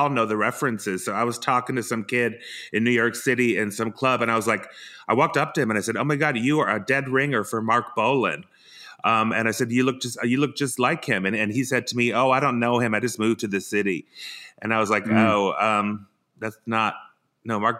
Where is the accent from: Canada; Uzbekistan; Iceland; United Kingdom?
Iceland; I'm actually from Iceland